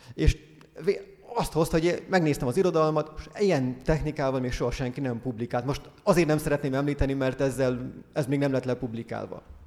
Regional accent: Hungary; moved away as an adult; now in Scotland, United Kingdom; Én meg magyar vagyok

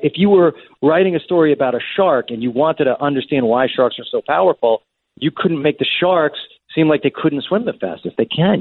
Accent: Long Island, New York, United States; we grew up out on Long Island

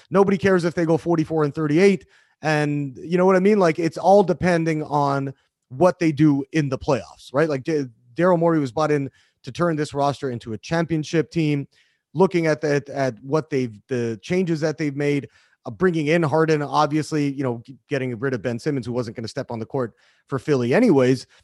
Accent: Canada; now in United States; I'm, I'm Canadian. I've, I've been living in the, in the country for, for quite a while now

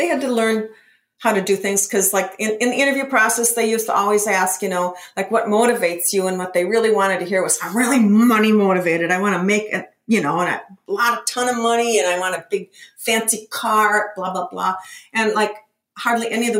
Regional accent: Minneapolis, Minnesota, United States; I'm from Minnesota. I'm from the Midwest

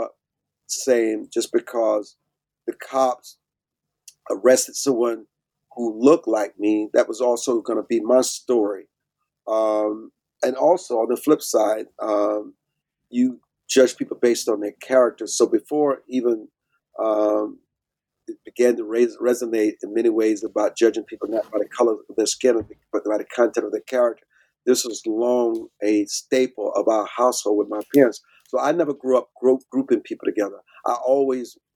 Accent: Deep South, United States; I grew up in the Deep South on my family's farm.

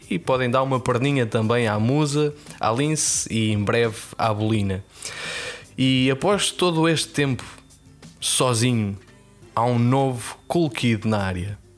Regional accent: North, Portugal; accent: northern Portuguese; é a pronúncia, é a pronúncia do Norte.

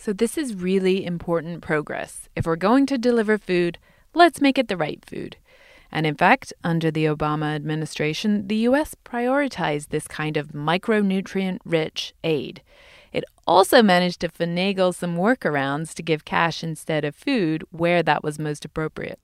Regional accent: England, United Kingdom; now in United States; in my home country of England

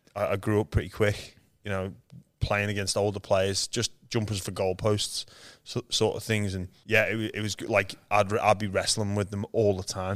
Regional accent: Liverpool, North West England, United Kingdom; moved away as an adult; now in Australia; I was born in Liverpool, England. where there's no rugby league. I'm one of seven kids

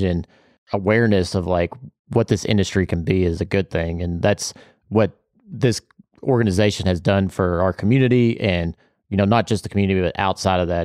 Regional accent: Bardstown, Kentucky, United States; growing up in Bardstown

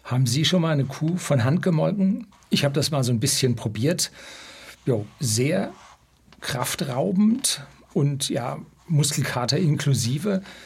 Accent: Germany; das größte Düngemittelwerk bei uns in Deutschland

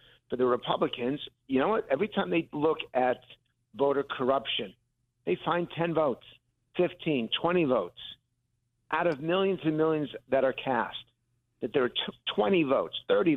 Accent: Connecticut, United States; I grew up in Connecticut

